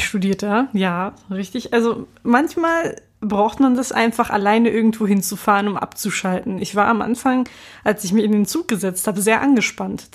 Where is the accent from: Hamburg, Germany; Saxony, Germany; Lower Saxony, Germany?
Hamburg, Germany; dass ich aus Hamburg komme